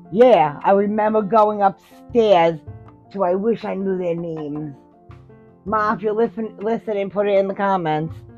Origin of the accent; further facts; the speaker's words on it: New York City, New York, United States; also born or lived in Hoboken, New Jersey; I grew up in Staten Island, New York. I was born in Hoboken